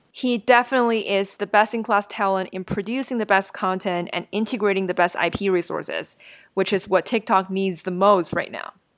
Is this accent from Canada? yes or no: no; China; When I was a kid growing up in China